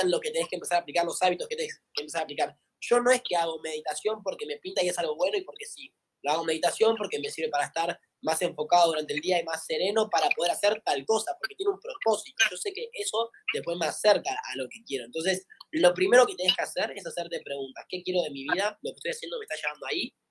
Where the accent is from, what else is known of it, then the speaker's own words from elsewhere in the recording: Tigre, Buenos Aires Province, Argentina; soy de acá de Tigre, de Buenos Aires